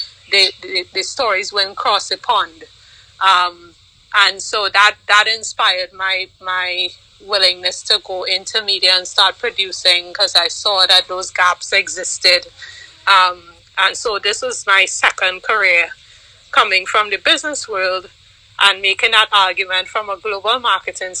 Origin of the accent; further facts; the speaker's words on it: Trinidad & Tobago; growing up in Trinidad, I played sports. I actually played volleyball for Trinidad.